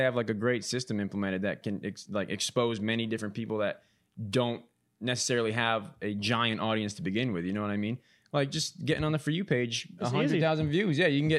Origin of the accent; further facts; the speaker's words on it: East Coast, United States; I'm not even a Midwesterner by birth. You know, I'm a transfer from the East Coast.